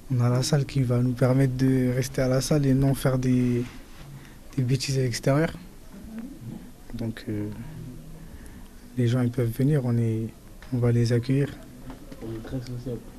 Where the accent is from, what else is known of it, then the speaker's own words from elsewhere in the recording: Paris, Île-de-France, France; J'ai grandi à Barbès, je suis né à Barbès, mais je vais rester à Barbès.